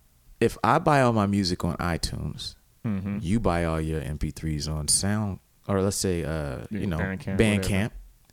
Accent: Ohio, United States; I'm from Ohio.

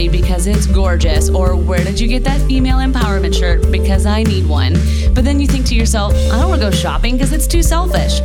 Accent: Middle Tennessee, United States; we are from Middle Tennessee

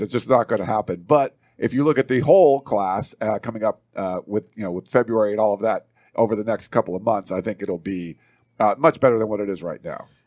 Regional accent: East Coast, United States; moved away; I'm from the East Coast

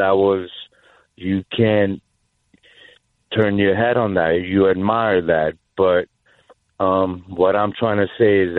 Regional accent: New York, United States; also born or lived in North Bergen; I'm a New Yorker. I'm a Northeasterner

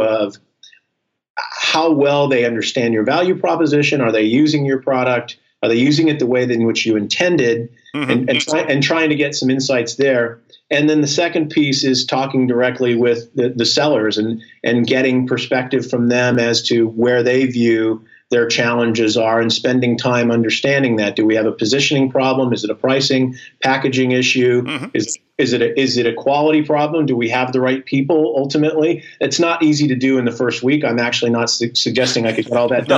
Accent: Texas, United States; I come from Texas

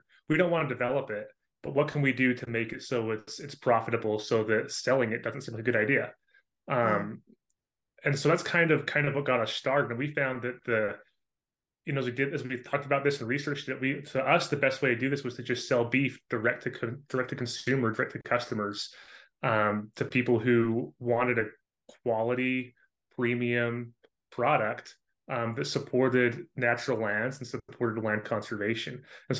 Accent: Utah, United States; also born or lived in Idaho; Yeah, so I grew up in Southern Utah, moved away to Northern Utah and Idaho for a few years to do school

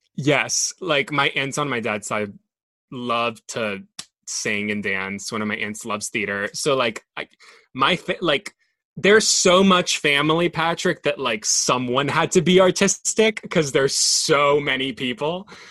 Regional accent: Monterrey, Nuevo León, Mexico; English is a second language; also born or lived in Dallas, Texas; I grew up in Monterrey, like really close to the border, I kind of grew up between both cultures. Like I, I grew up being Mexican

